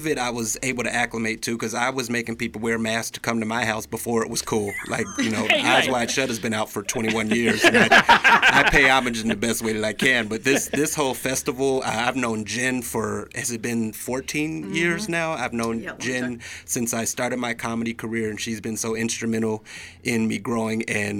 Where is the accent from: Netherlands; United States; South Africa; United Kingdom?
United States; Chicago, Illinois; moved away; also born or lived in Boise, Idaho; I'm from Chicago originally, but I actually started my comedy career in Boise back during the old Funny Bone days.